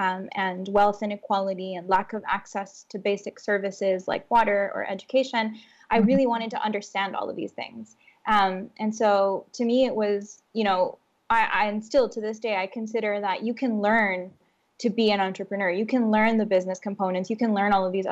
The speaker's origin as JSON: {"language": "English", "country": "Honduras", "tie": "born or raised there", "said": "growing up in Honduras"}